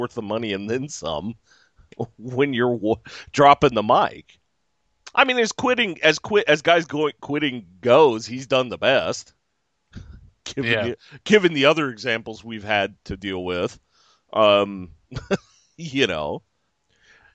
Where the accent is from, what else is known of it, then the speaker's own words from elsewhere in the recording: California, United States; I'm from California